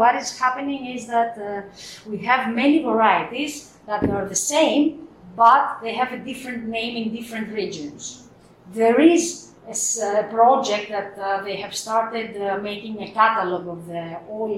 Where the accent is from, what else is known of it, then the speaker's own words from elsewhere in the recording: Crete, Greece; I come from Crete